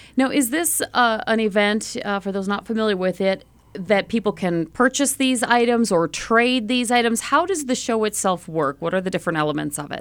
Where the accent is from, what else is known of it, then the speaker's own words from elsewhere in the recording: Duluth, Minnesota, United States; I'm from the North Shore, Duluth area